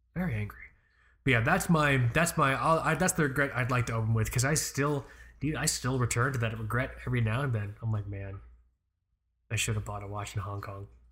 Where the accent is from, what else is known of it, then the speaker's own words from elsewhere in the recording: Florida, United States; I'm from Florida. I don't know a goddamn thing outside of Florida